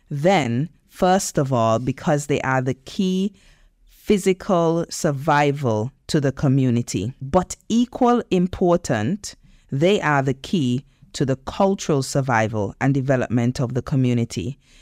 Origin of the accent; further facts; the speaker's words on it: Nevis, St. Kitts & Nevis; moved away; I grew up in in the Caribbean, as you know, in Nevis